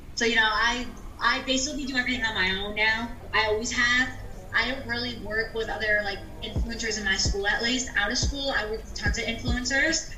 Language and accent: English; New York, United States; I'm from New York